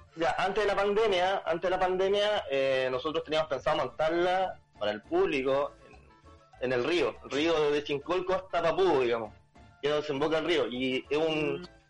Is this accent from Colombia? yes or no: no; La Ligua, Valparaíso, Chile; also born or lived in Santiago; yo soy de la Ligua